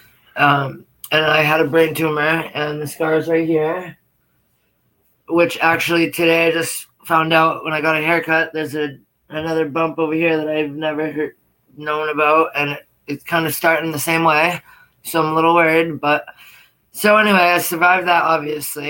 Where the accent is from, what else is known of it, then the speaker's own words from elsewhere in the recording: Portland, Maine, United States; also born or lived in Lewiston, Maine; I grew up in Portland, Maine with my grandmother